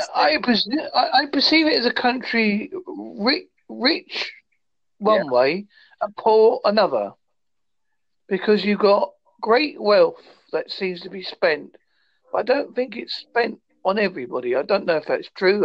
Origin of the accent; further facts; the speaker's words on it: Holsworthy, South West England, United Kingdom; I am from Holsworthy, in Devon, United Kingdom.